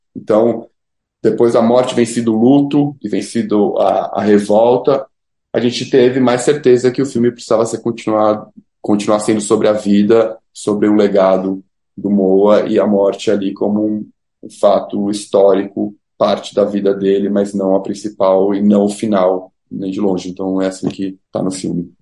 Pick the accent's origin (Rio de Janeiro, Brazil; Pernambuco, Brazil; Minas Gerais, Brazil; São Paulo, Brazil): São Paulo, Brazil; Nós somos paulistas, brancos